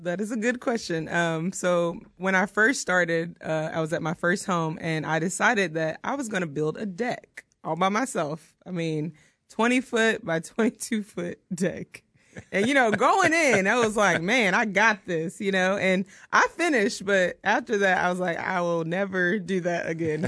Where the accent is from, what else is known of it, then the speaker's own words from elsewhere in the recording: Outer Banks, North Carolina, United States; moved away as an adult; also born or lived in Elizabeth City, North Carolina; now in Oklahoma, United States; I'm from North Carolina, the Outer Banks area.